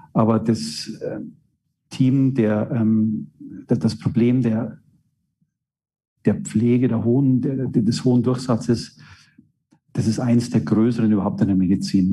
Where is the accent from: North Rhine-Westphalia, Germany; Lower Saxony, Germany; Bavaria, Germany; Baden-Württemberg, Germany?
Bavaria, Germany; Straubing; also born or lived in Regensburg / Würzburg; meine Heimatstadt in Straubing